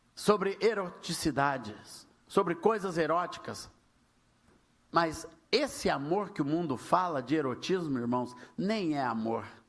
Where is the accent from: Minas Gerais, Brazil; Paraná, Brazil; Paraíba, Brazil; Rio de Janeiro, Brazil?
Minas Gerais, Brazil; porque eu sou mineiro, então eu nunca tive o hábito de tomar chimarrão